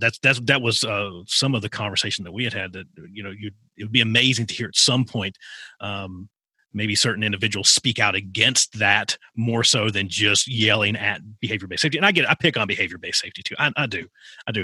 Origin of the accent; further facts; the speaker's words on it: rural Appalachia, Virginia, United States; I grew up in rural Appalachia, so I was about an hour from Virginia Tech.